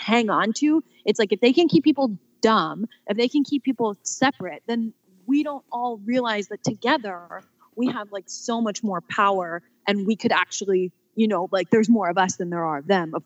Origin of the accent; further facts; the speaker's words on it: Newport Beach, California, United States; now in Chicago, United States; I grew up in Southern California. Do you know where Balboa Island is? It's like right outside of Newport